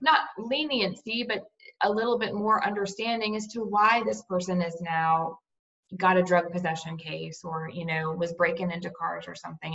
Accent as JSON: {"language": "English", "town": "Cape Coral", "region": "Florida", "country": "United States", "tie": "born or raised there", "moved": "yes", "lives_now": "Tallahassee, United States", "said": "In Cape Coral, Florida. It's down near um, on the Gulf Coast near Fort Myers."}